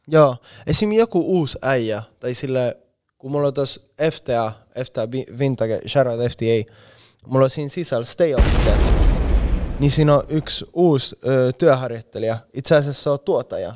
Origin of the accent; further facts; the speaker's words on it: Spain; Finnish is a second language; moved away as an adult; now in Finland; Espanjassa bro, meillä ei ole tollaista meininkiä yhtään